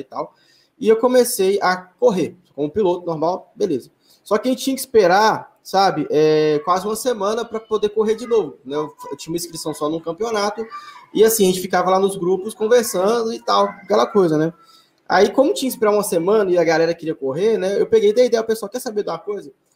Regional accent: Belo Horizonte, Minas Gerais, Brazil; also born or lived in Betim; Hoje eu voltei para Belo Horizonte, né, para a cidade onde eu nasci e, e, fui criado

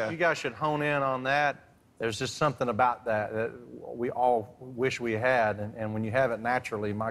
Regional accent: Kernersville, North Carolina, United States; I'm 21 years old, and I'm from Kernersville, North Carolina.

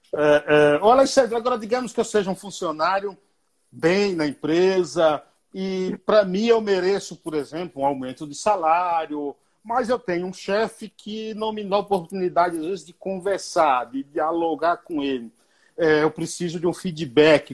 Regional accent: Bahia, Brazil; Eu sou baiano

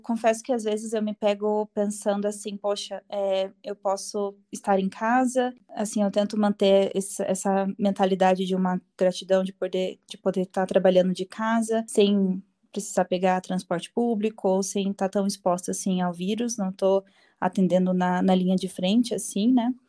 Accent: Curitiba, Paraná, Brazil; eu sou curitibana. Eu nasci e moro aqui em Curitiba.

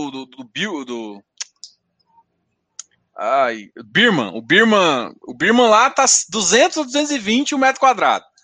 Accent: Goiás, Brazil

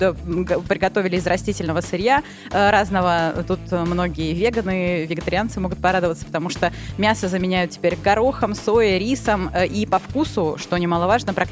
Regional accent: Rostov-on-Don, Rostov Oblast, Russia; А некоторые из продавцов спрашивали, откуда мы, а мы из Ростова-на-Дону.

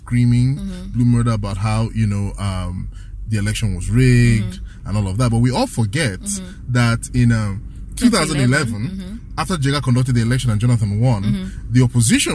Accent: Rivers State, Nigeria; my home state, Rivers State

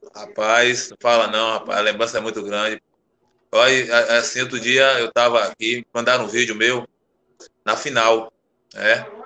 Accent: Salvador, Bahia, Brazil; also born or lived in Goiânia; now in Conceição do Almeida, Brazil; sou soteropolitano, sou de Salvador, natural de Salvador

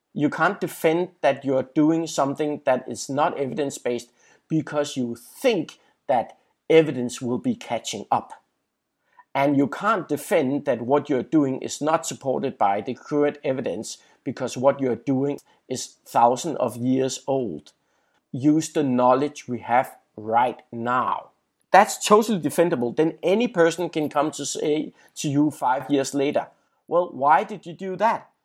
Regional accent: Denmark; in my home country, Denmark

